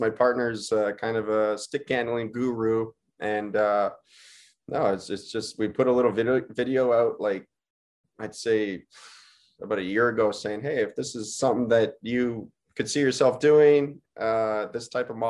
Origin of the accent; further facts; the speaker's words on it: Greenfield Park, Quebec, Canada; first language English; growing up in a predominantly French area. And my town was Greenfield Park is the name of the town that I grew up in. And it was probably about 50% English households. There's about 20,000 people that live there, and 50% French, French speaking households.